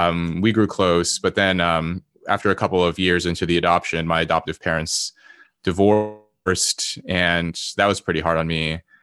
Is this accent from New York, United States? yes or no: no; Los Angeles, California, United States; born there; I was born in Los Angeles to my mother, who, you know, very quickly became addicted to drugs shortly after I was born. She was an immigrant from South Korea